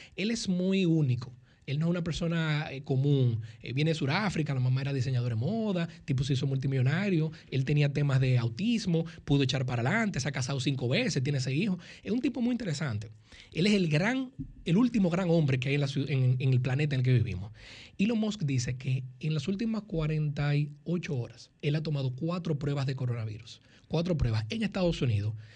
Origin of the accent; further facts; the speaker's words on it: Santo Domingo, Distrito Nacional, Dominican Republic; nací en Santo Domingo, muy capitaleño